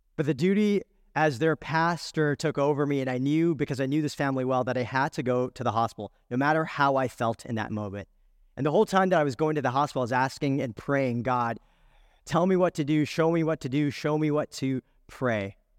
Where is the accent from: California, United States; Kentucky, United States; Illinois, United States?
California, United States; I was born in California